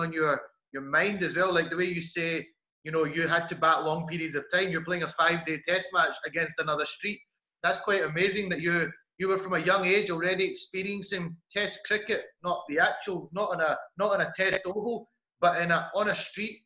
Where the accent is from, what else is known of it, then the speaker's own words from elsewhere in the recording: Glasgow, Scotland, United Kingdom; grew up in um, in Glasgow